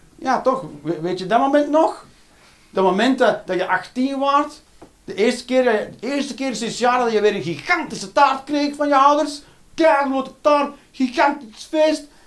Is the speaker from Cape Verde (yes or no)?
no; Ghent, Flanders, Belgium; moved away as an adult; now in Eindhoven, Netherlands; ik ben van Gent.